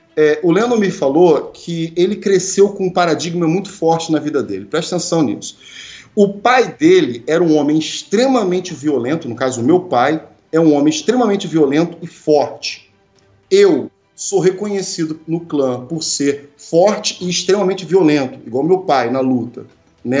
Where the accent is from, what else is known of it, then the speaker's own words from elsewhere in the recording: Brazil; nós brasileiros